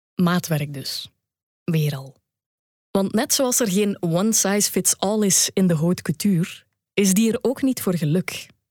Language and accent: Dutch; Belgium; als Belg